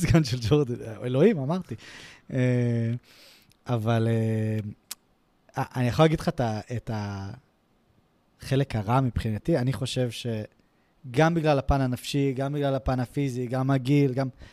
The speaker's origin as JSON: {"language": "Hebrew", "country": "Israel"}